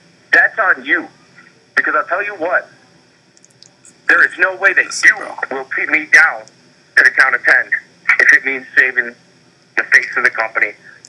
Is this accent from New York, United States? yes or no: yes; Buffalo, New York, United States; when you come to Buffalo, you're in my hometown.